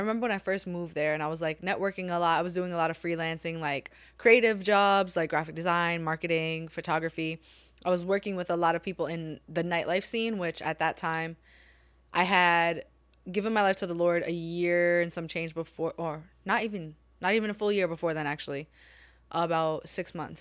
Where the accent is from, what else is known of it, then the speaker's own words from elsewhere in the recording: New York City, New York, United States; moved away as an adult; also born or lived in Japan; I'm born and raised in New York City, Staten Island.